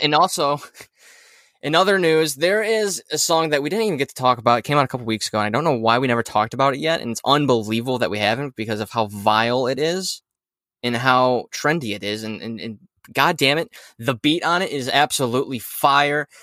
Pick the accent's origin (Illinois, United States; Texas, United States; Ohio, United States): Ohio, United States; moved away as an adult; I moved from Ohio about four years ago